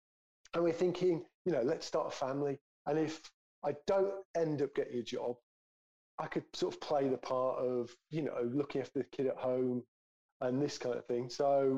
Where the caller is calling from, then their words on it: London, United Kingdom; moved away as an adult; So I'm calling in from France because what was it? 5 years ago, my wife, she was my wife at the time, my girlfriend, we're living in London.